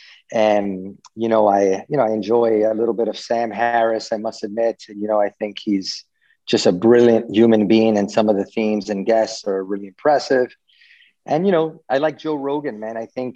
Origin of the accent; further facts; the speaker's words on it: Venezuela; born there; also born or lived in Miami; I was born in Venezuela and lived in Miami for almost 30 years.